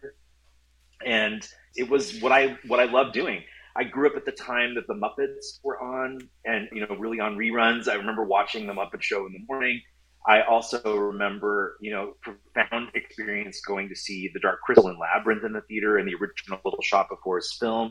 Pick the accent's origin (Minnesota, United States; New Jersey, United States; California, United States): California, United States; Southern; also born or lived in Orange County / Los Angeles; I grew up in Southern California. I'm fourth generation Los Angelino.